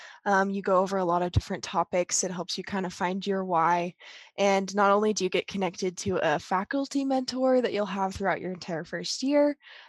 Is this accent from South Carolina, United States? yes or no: no; South Weber, Utah, United States; currently a junior at Utah State studying psychology, and I'm from South Weber, Utah.